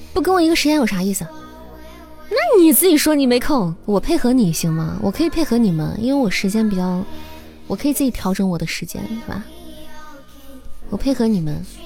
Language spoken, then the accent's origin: Chinese; Xi'an, Shaanxi, China; 我是西安人